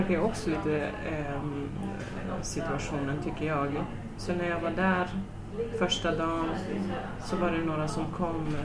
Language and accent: Swedish; Sweden; Jag tänkte nu som svensk domare, döma internationellt